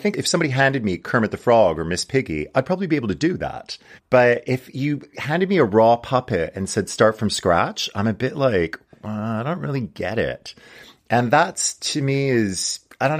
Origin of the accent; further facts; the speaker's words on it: Montreal, Quebec, Canada; moved away; from Montreal, which is my hometown